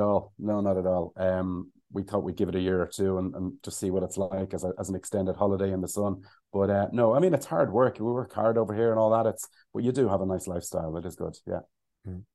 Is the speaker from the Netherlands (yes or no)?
no; Ireland; also born or lived in London / Cayman Islands; we're Irish